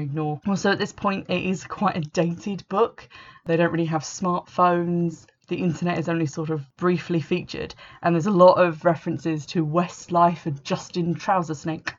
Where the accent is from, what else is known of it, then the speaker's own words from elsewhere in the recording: England, United Kingdom; I'm English